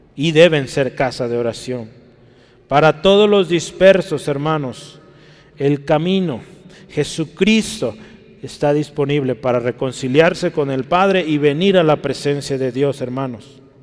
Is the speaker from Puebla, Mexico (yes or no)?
no; Guadalajara, Jalisco, Mexico; Yo sí nací en Guadalajara